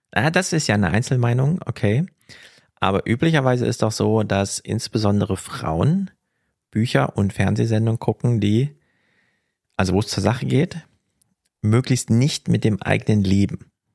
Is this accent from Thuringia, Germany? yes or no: yes; Jena, Thuringia, Germany; now in Frankfurt, Germany; Ich bin natürlich stolzer Frankfurter komme aber aus Jena